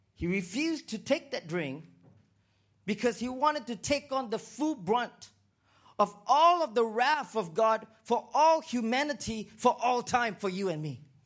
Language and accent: English; Singapore; also born or lived in Toronto, Canada / Vancouver, Canada / Los Angeles, United States; now in Uganda; I was born in Singapore